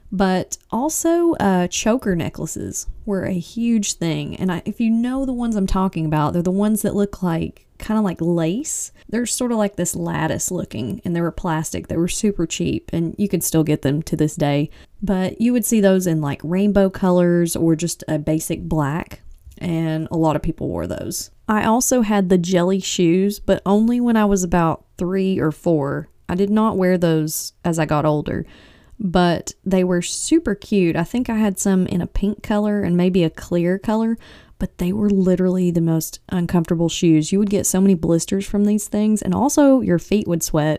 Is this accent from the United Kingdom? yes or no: no; East Tennessee, United States; I'm from East Tennessee